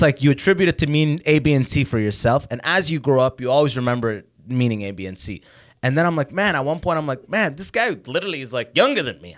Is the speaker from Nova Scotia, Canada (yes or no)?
no; London, Ontario, Canada; also born or lived in Sudan / Waterloo, Canada / Detroit, United States / San Francisco, United States; I moved to London, Ontario. I grew up in London, Ontario